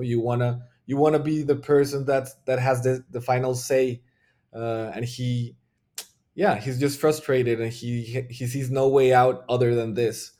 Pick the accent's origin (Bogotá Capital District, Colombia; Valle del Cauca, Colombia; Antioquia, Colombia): Bogotá Capital District, Colombia; Bogota; I'm from Bogota, which is the, like, the biggest city in Colombia